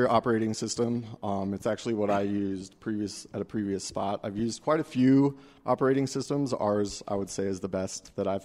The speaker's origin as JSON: {"language": "English", "town": "Denver", "region": "Colorado", "country": "United States", "said": "You know, I'm from Denver, so it's important to me that we."}